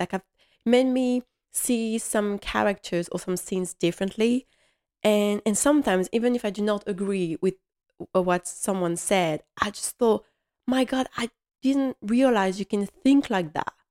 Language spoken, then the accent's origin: English; Strasbourg, Grand Est, France; English is a second language; I come from Strasbourg